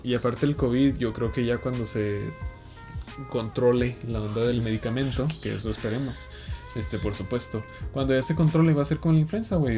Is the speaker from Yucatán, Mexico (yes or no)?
no; Chihuahua, Mexico; also born or lived in Playa del Carmen; Yo soy de Chihuahua, pero me fui un año y medio.